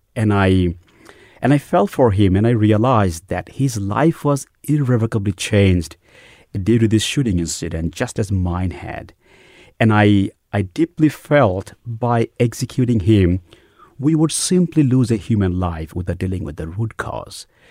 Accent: Bangladesh; moved away as an adult; also born or lived in New York City, United States / Dallas, Texas, United States; now in United States; I grew up in a devout Muslim middle class family in Bangladesh

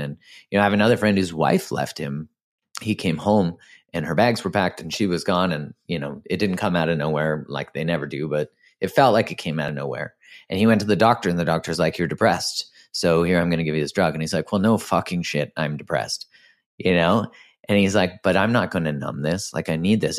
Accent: Canada; I'm Canadian

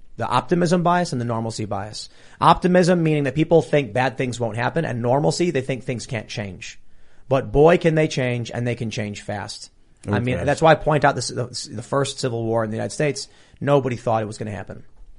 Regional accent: Canada; what I told him was, as a Canadian, you love your socialized healthcare.

